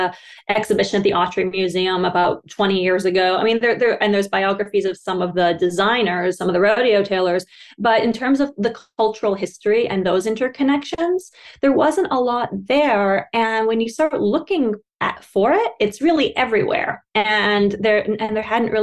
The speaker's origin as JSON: {"language": "English", "region": "Western Canada", "country": "Canada", "tie": "born or raised there", "said": "I grew up in Western Canada"}